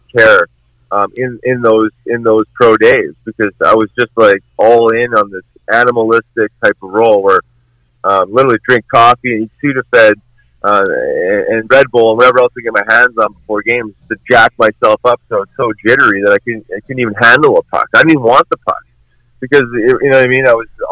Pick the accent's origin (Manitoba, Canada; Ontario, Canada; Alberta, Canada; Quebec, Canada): Manitoba, Canada; Winnipeg; growing up in Winnipeg